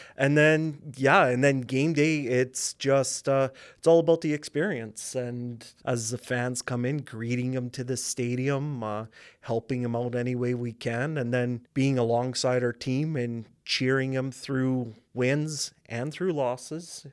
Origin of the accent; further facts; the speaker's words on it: Regina, Saskatchewan, Canada; I'm from Regina, born and raised. I grew up in uplands area